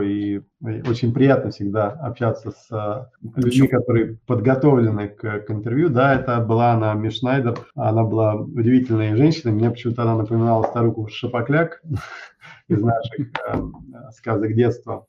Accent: Moscow, Russia; also born or lived in United States; я родился в Москве

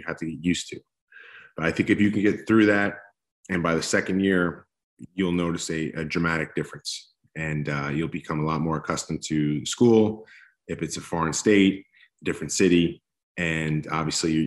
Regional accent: East Coast, United States; also born or lived in Los Angeles, California; now in Texas, United States; I grew up on the East Coast

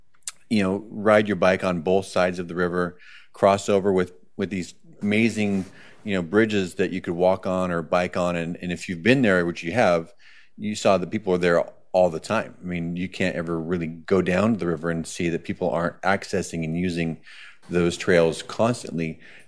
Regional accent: Boise, Idaho, United States; moved away; I'm originally from Boise, which is one of the fastest growing cities.

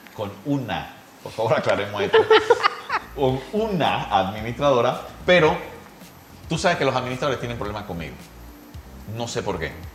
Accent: Panama; nosotros como panameños

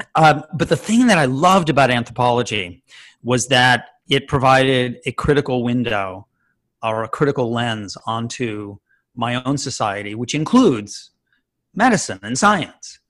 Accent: Chicago, Illinois, United States; I grew up in Chicago.

